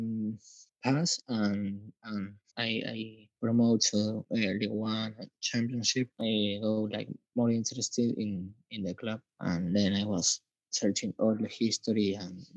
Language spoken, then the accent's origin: English; Buenos Aires, Argentina; English is a second language; I'm from Argentina